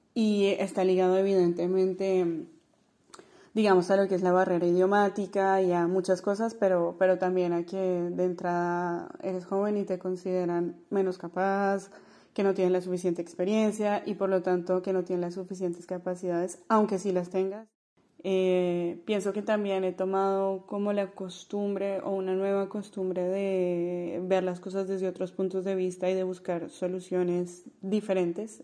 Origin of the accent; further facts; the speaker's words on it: Colombia; moved away as an adult; also born or lived in Grenoble, France / Lyon, France; now in France; me considero todavía súper colombiana